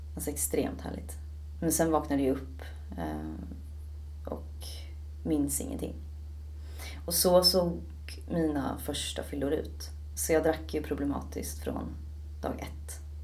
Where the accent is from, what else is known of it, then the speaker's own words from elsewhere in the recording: Stockholm, Stockholm County, Sweden; also born or lived in Södermalm / Ekerö; Jag är född och uppvuxen i Stockholm